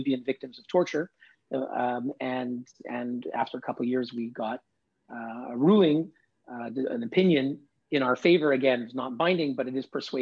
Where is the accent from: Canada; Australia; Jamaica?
Canada; moved away as an adult; also born or lived in New York City, United States; now in Geneva, Switzerland; my own background is I grew up in Canada